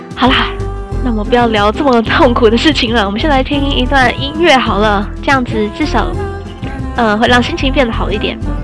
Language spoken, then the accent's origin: Chinese; Taiwan; 因为我们还是台湾人嘛